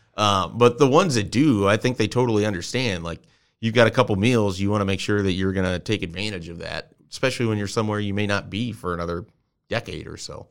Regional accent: Columbus, Nebraska, United States; a place that I grew up in Columbus, Nebraska

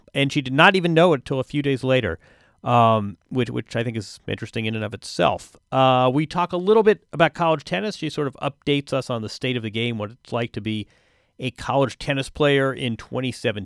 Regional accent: Indiana, United States; I'm from Indiana

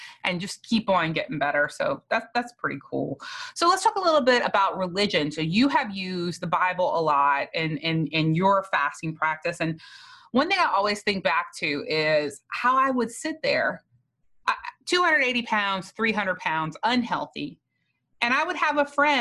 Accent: South Louisiana, United States; I was from South Louisiana where Catholic people mostly do not fast

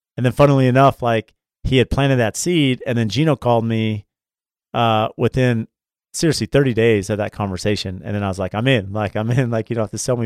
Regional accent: San Diego, California, United States; I grew up in San Diego as a big U S C fan

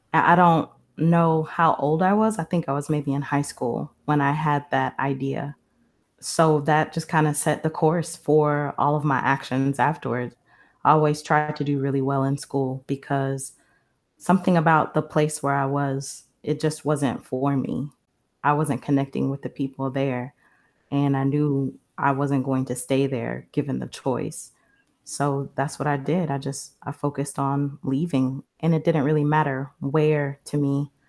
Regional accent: Marion, Illinois, United States; moved away as an adult; now in Penang, Malaysia; I am 38 years old. And my location is Penang, Malaysia. My hometown is Marion, Illinois. It's Southern Illinois, a couple hours from St. Louis for reference.

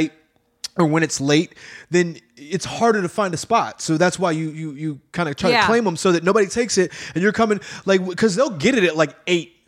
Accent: Chicago, Illinois, United States; moved away; also born or lived in Texas; I grew up in Chicago.

